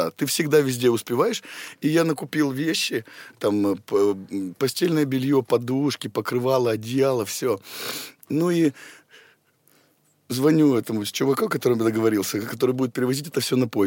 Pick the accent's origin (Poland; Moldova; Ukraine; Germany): Germany; Potsdam, Brandenburg; born there; Потсдам. Потсдам.